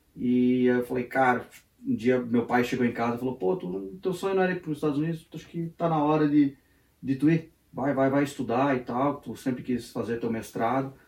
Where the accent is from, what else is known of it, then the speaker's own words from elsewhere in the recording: Brazil; moved away as an adult; also born or lived in Joinville, Brazil; now in United States; sou brasileiro